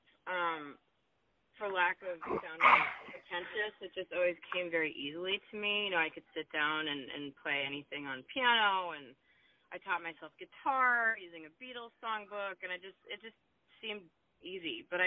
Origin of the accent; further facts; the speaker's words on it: Williamsport, Pennsylvania, United States; moved away as an adult; also born or lived in Boston; now in Los Angeles, United States; It's a smaller city called Williamsport, Pennsylvania